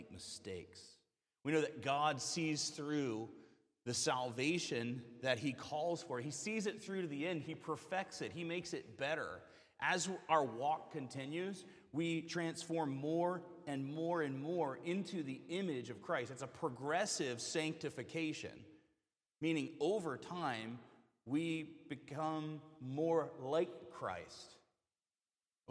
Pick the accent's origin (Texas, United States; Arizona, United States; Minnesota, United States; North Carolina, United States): North Carolina, United States; Western; I'm from Western North Carolina, near the mountain roads